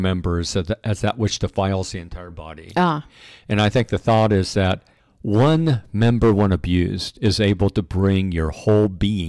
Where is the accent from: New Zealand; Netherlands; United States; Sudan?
United States; Pacific Northwest; You know, we came from the Northwest, and there on the West Coast, we're very familiar with forest fires.